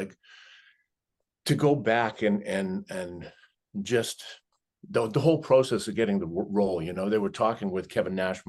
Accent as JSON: {"language": "English", "country": "Canada", "tie": "born or raised there", "said": "So, and I grew up in Canada."}